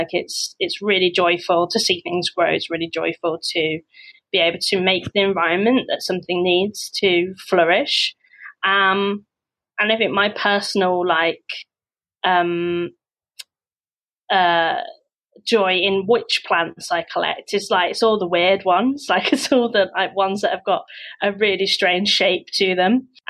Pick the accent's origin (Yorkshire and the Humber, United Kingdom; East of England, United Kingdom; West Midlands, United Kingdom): West Midlands, United Kingdom; now in London, United Kingdom; until I came to London and I could be like this, you know I've grew up in the Midlands, I've lost my accent, you